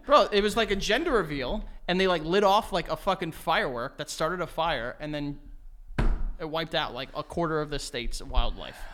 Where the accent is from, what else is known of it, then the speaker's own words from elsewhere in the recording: United States; I am American, but I am also of Colombian, Greek, and Egyptian descent